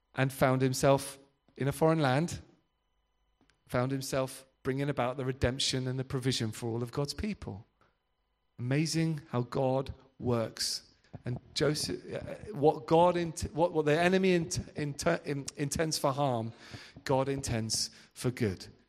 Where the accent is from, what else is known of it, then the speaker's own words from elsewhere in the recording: Devon, South West England, United Kingdom; I'm from Devon